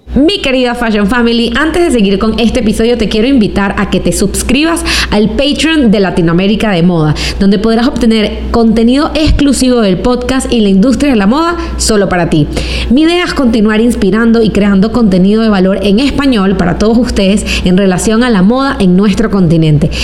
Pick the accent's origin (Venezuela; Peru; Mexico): Venezuela; moved away; also born or lived in New York; yo como venezolana